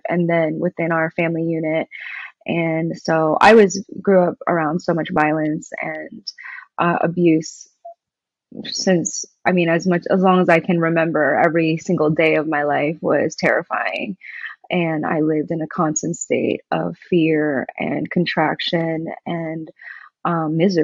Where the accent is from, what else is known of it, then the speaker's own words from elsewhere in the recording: New York, United States; I grew up in New York.